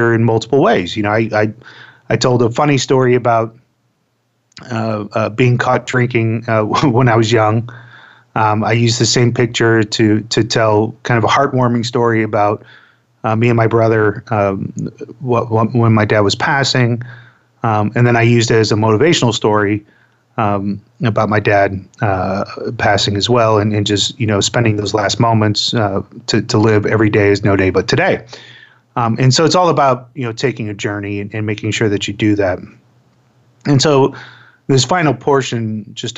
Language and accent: English; Florida, United States; I grew up in Florida